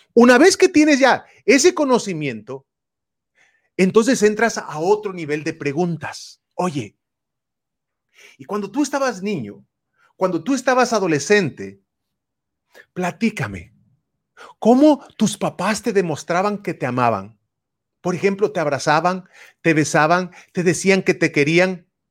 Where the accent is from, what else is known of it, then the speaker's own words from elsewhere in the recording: Puebla, Mexico; now in California, United States; yo soy de México, vivo aquí, radico en California, Estados Unidos, pero nací en Puebla, en un rancho